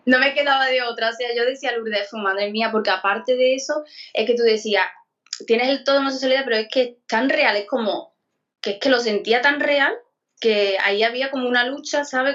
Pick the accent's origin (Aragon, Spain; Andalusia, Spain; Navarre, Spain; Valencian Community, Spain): Andalusia, Spain; Écija; de, Sevilla, de Esija